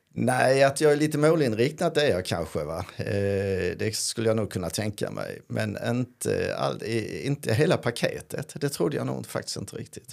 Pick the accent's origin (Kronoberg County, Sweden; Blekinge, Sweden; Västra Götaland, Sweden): Blekinge, Sweden; Karlskrona; now in Skåne, Sweden; En karlskronit, alltså från Karlskrona